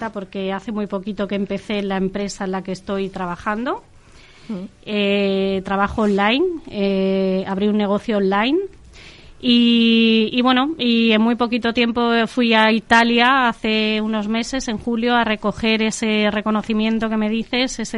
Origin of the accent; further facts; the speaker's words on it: Ibiza, Balearic Islands, Spain; yo vengo de Ibiza, que es muy bonito. Si esta zona no fuera como es, eh, seguramente me hubiera costado adaptarme muchísimo más.